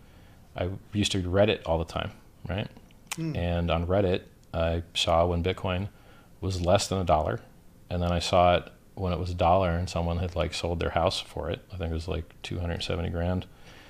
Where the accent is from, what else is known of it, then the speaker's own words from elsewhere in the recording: Florida, United States; growing up in Florida